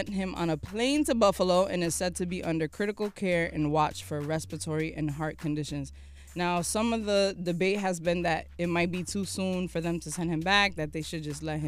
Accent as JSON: {"language": "English", "country": "Ghana", "said": "I am Ghanaian, so I will be going back home for sure."}